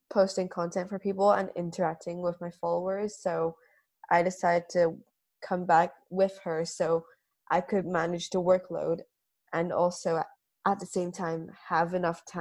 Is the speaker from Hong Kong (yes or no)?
yes; Hong Kong; Yeah. We're from Hong Kong.